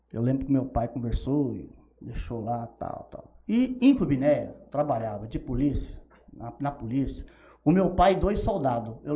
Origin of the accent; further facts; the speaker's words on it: Rubinéia, São Paulo, Brazil; also born or lived in Pereira Barreto; Mas eu só nasci em Pereira Barreto. Sabe? Há muitos anos que eu não vou lá tal. Mas eu sou de Rubiné de coração. Né? Eu nasci lá, eu vivi lá, né?